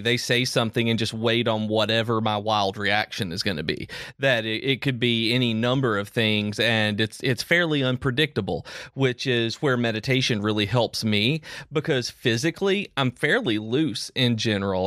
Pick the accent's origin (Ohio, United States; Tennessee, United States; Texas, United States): Tennessee, United States; now in Alabama, United States; I'm, I'm from Tennessee. I live in Alabama